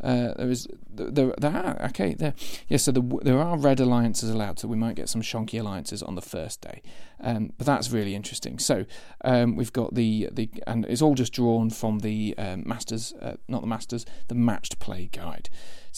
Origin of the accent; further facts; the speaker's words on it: Boston, East Midlands, United Kingdom; supporting Boston United in the Football League, like I kind of do, as my hometown